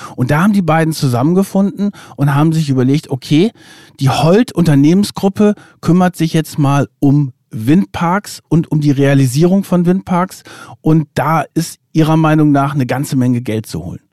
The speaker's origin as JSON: {"language": "German", "region": "Lower Saxony", "country": "Germany", "said": "ich komme ja aus Niedersachsen und auch so ein bisschen vom Lande äh, in der Nähe von Bremen"}